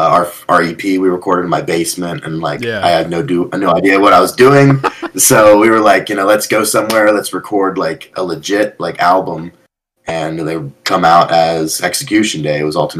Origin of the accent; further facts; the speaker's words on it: Berlin, United States; the town I grew up in Berlin